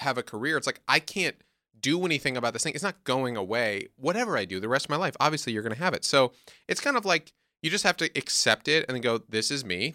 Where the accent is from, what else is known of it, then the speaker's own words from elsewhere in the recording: New York, United States; I'm from New York